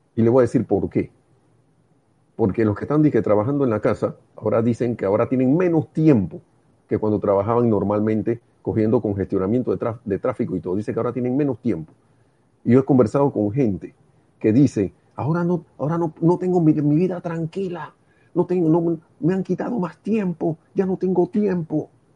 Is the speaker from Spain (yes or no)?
no; Panama; En Panamá le decimos real a los cinco centavos.